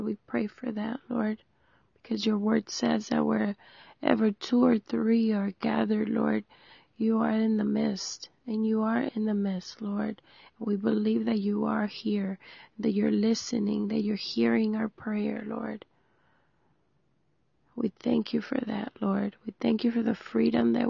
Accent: Long Beach, California, United States; I'm from Long Beach, California. It's in the U.S.

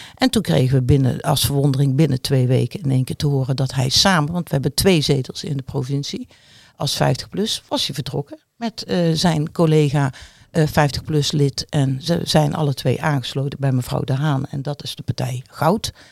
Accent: Netherlands; accent: zachte G (soft G); now in Rotterdam, Netherlands; naar mijn zachte G kun je ook horen dat dat een beetje mijn achtergrond is

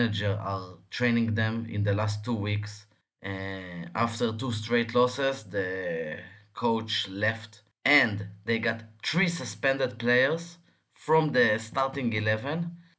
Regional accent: Tel Aviv, Tel Aviv District, Israel; I'm from Tel Aviv.

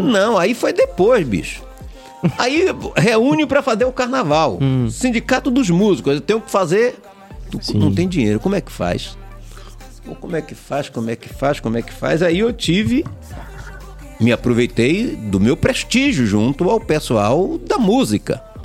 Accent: Valença, Bahia, Brazil; nasci na cidade de Valença

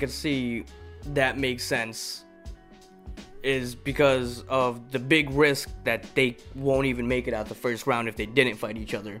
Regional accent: Connecticut, United States; we're from Connecticut

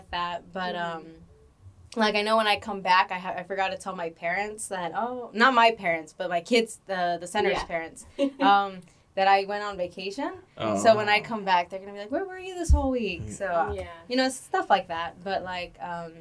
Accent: Los Angeles, California, United States; where I live growing up in the San Fernando Valley

